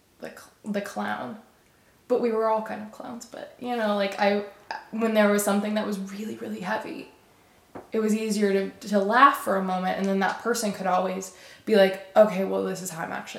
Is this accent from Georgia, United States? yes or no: no; Alabama, United States; now in Austin, United States; I'm from Alabama